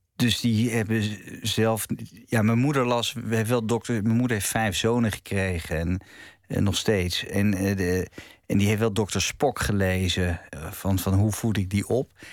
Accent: Het Gooi, North Holland, Netherlands; in het, het gooi waar, waar ik opgroeide

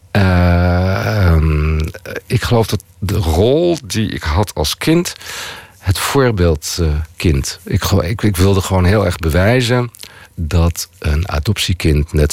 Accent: Netherlands; Ik ben helemaal niet van hier. Ik ben van Nederland.

